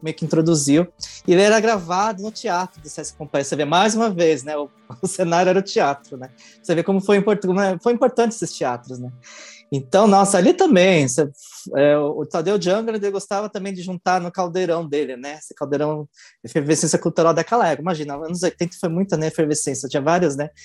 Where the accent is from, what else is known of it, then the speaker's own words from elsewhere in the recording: ABC Paulista, São Paulo, Brazil; Sou da ABC